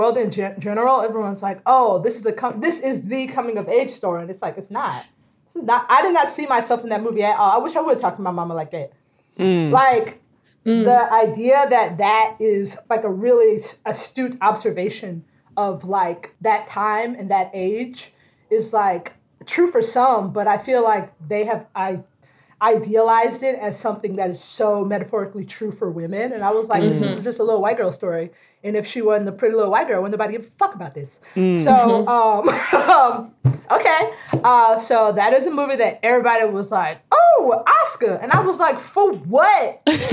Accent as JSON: {"language": "English", "town": "Tallahassee", "region": "Florida", "country": "United States", "tie": "born or raised there", "said": "I grew up in Tallahassee"}